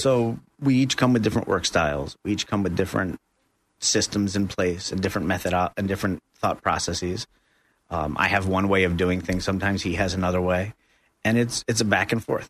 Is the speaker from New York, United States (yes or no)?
yes; New York, United States; moved away as an adult; now in Central Florida, United States; I'm from New York originally. Uh, moved down here about three years ago